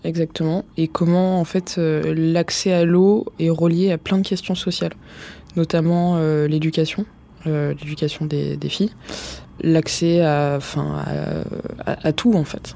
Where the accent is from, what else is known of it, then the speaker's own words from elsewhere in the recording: Vitry-sur-Seine / Paris, Île-de-France, France; j'ai grandi dans le Marais dans un premier temps, et après ça a commencé à devenir trop cher et on bah, on pouvait plus vivre là-bas. Du coup, on est allé à Vitry-sur-Seine.